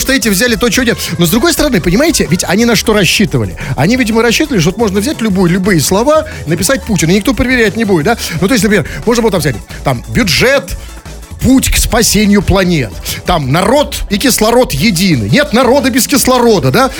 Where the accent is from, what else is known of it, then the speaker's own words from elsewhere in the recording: Saint Petersburg, Russia; что же мы за петербуржцы с вами такие